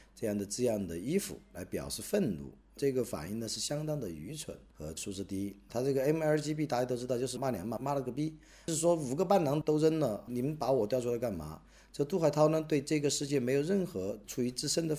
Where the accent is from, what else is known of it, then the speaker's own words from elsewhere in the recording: China; 我在我的老家德山，阳光灿烂，春光明媚